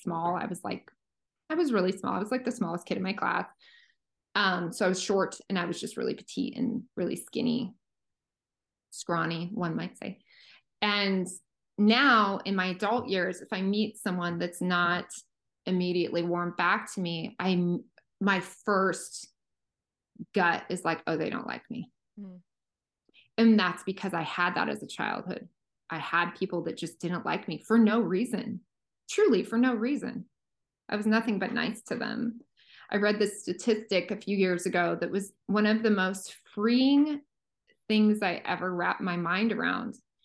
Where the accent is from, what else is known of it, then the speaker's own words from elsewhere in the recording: small middle America town, Midwest, United States; moved away; when you're from these really small sort of middle America towns